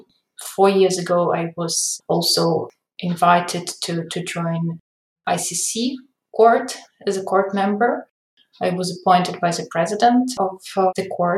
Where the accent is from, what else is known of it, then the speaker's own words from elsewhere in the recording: Ukraine; So I am Ukrainian arbitration practitioner. I was born in Ukraine. I studied in Ukraine